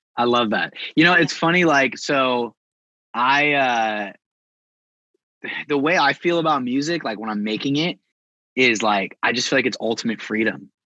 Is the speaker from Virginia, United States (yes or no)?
no; California, United States; also born or lived in Bay Area; I'm from California